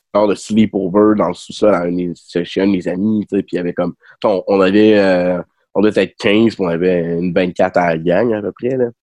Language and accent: French; Rimouski, Quebec, Canada; moved away as an adult; j'ai grandi à Rimouski